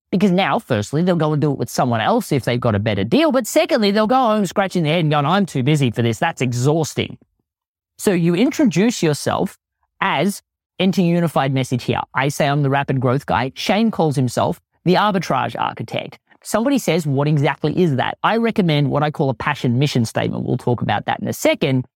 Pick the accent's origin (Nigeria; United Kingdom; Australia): Australia; accent: Australian; my Australian accent always plays up